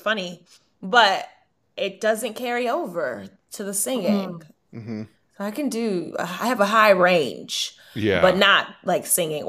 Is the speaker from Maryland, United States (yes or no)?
yes; Baltimore, Maryland, United States